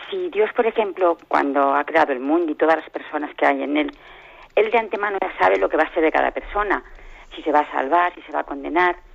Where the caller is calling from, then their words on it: Móstoles, Community of Madrid, Spain; Buenos días, mire … de Móstoles.